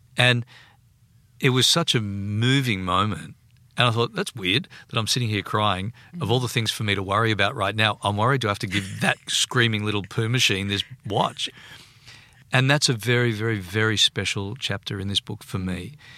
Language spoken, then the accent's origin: English; Sydney, New South Wales, Australia; I grew up in Bondi.